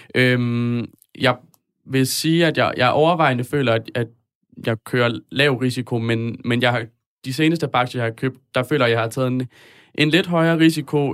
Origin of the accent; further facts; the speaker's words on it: north of Aarhus, Central Denmark Region, Denmark; Jeg kommer fra Rigskov, lidt nord for Aarhus.